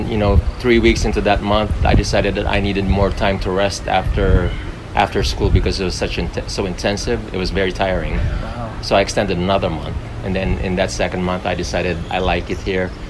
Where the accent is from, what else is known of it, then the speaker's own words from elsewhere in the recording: Chicago, Illinois, United States; moved away as an adult; also born or lived in North Carolina; now in Mexico; I was raised in Chicago.